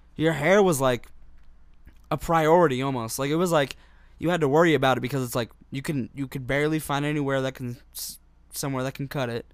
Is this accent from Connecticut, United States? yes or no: no; Utah, United States; in my high school here in Utah